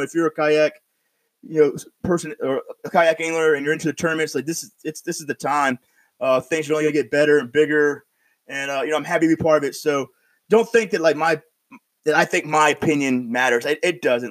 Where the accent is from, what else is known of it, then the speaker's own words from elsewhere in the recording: upstate New York, United States; I'm from like way upstate